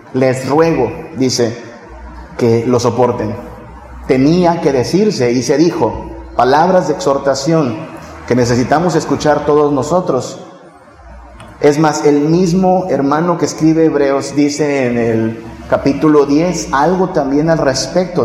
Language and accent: Spanish; northern Mexico, Mexico; moved away; allá en mi tierra en el norte